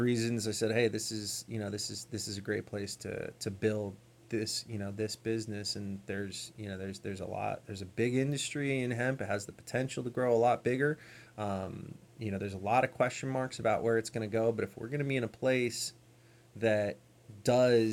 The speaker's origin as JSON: {"language": "English", "region": "California", "country": "United States", "also_born_or_lived": "Oregon", "moved": "as an adult", "lives_now": "Kentucky, United States", "said": "I'm from California"}